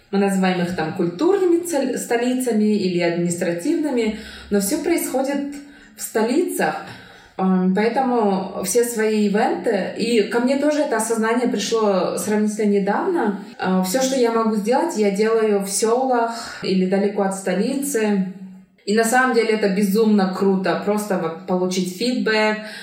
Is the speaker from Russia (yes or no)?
no; Kyrgyzstan; first language Kyrgyz; Russian is a second language; я росла в кыргызской семье, и у меня была возможность учить русский язык